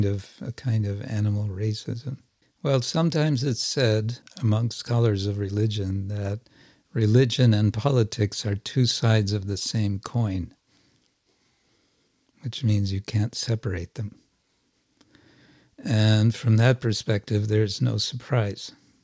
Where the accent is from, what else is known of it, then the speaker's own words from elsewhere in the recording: India; Because they're Indian. and I'm Indian